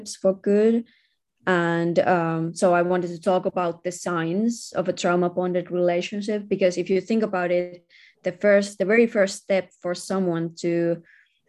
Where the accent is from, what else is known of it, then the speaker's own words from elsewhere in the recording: Finland; I'm from Finland, where we have very high rates of domestic violence